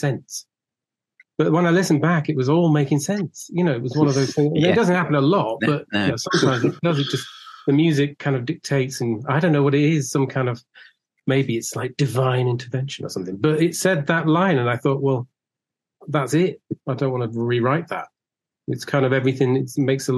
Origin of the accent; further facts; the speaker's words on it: Cheshire, North West England, United Kingdom; we're two northerners